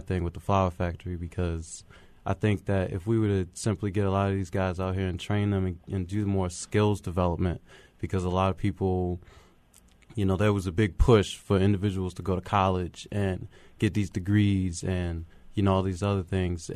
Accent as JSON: {"language": "English", "town": "Baltimore", "region": "Maryland", "country": "United States", "tie": "born or raised there", "said": "I'm from Baltimore. I grew up mostly in the county"}